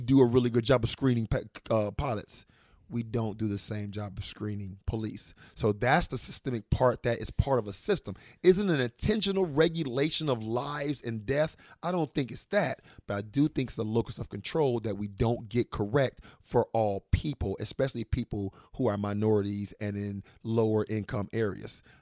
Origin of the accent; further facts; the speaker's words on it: Washington, District of Columbia, United States; moved away; also born or lived in Arkansas / Little Rock, Arkansas; I grew up in Washington, D C